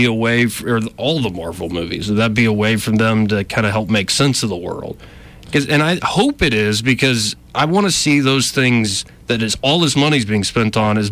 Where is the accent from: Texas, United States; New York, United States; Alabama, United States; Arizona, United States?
Alabama, United States; I'm born and raised in Alabama